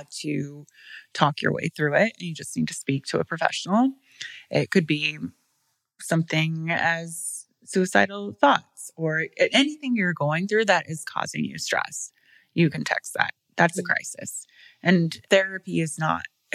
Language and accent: English; Peru, Indiana, United States; I'm from Peru, Indiana.